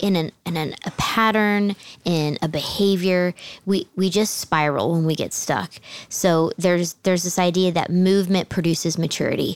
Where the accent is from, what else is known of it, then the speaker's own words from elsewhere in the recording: New Jersey, United States; also born or lived in Southern United States; Then my family moved to New Jersey. You guys know I'm from New Jersey